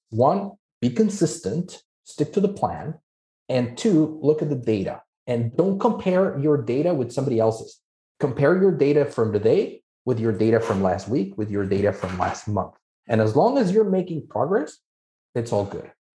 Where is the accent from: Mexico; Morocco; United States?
Mexico; moved away; I'm originally from Mexico, that's where I'm licensed.